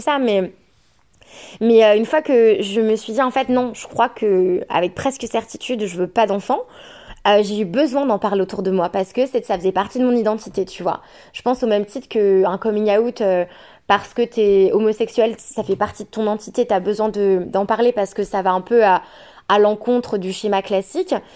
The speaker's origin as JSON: {"language": "French", "country": "France", "said": "le papa est anglais, moi je suis française"}